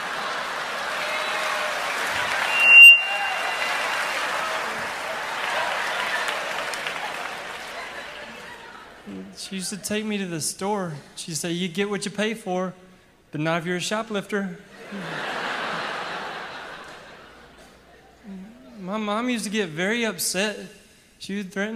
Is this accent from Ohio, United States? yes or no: no; Ragland, Alabama, United States; Growing up in Ragland, our house had poison ivy growing all over it